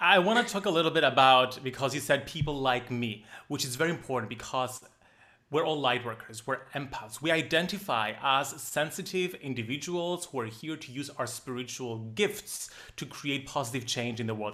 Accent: Cyprus; Growing up in a small island, I'm from Cyprus

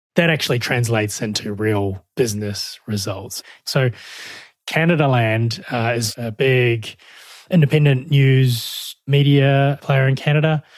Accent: New Zealand; moved away as an adult; also born or lived in Melbourne, Australia; I'm from New Zealand originally, hence the, uh, the accent

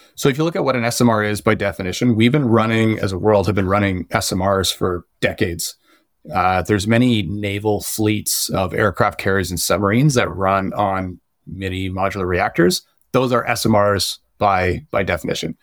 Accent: Ontario, Canada; myself growing up in Ontario, I, I was a kid with asthma

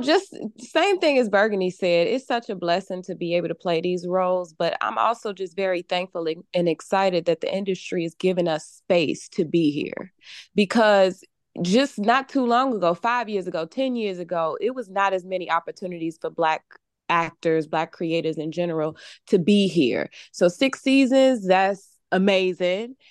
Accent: Chicago, Illinois, United States; I am from Chicago

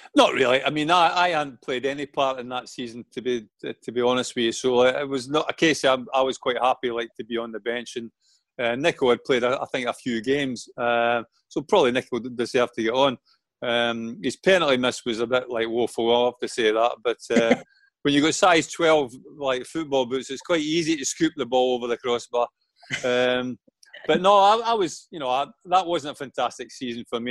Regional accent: Falkirk, Scotland, United Kingdom; moved away as an adult; I only played 22 games for Falkirk, my hometown club

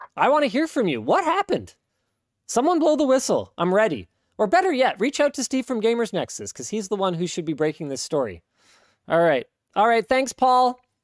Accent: Canada; as a Canadian

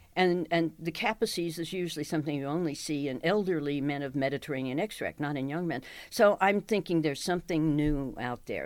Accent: Dallas, Texas, United States; I'm from Dallas

